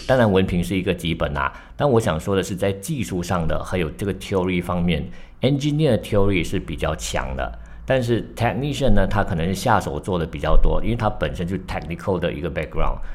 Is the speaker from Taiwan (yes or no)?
no; Malaysia; 作为马来西亚人呢